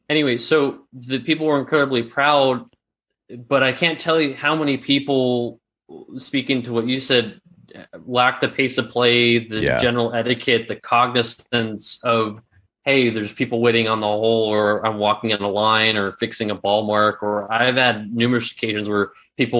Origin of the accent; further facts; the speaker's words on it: San Francisco, California, United States; moved away as an adult; also born or lived in Arizona; now in Berlin, Germany; I grew up in Northern California in the SF Bay Area.